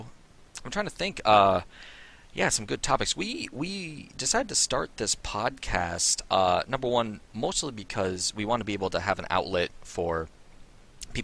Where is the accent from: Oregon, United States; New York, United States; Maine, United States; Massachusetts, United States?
New York, United States; Albany; I'm from Albany, New York, and I was born and raised in New York